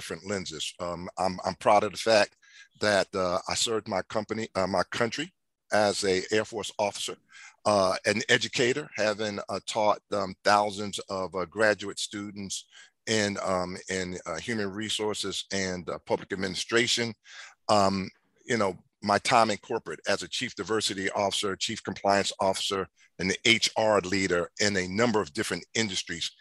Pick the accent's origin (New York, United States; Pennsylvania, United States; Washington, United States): Pennsylvania, United States; Philadelphia; I was born and raised in North Philadelphia, the Strawberry Mansion neighborhood.